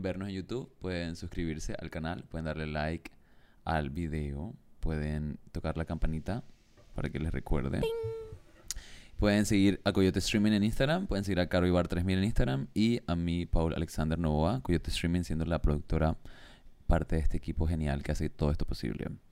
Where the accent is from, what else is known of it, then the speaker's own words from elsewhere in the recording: Panama; moved away as an adult; la primera vez que me mudé fuera de Panamá